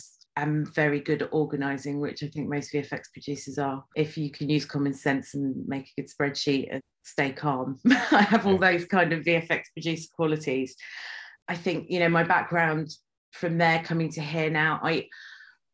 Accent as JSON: {"language": "English", "region": "London", "country": "United Kingdom", "tie": "born or raised there", "lives_now": "Watford, United Kingdom", "said": "I grew up in Northwest London in Stanmore, and I now live in Watford, which is in Hertfordshire."}